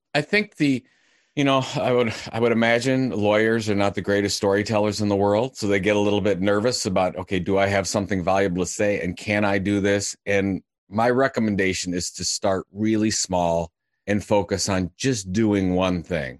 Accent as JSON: {"language": "English", "town": "Cleveland", "region": "Ohio", "country": "United States", "said": "I'm from Cleveland, Ohio"}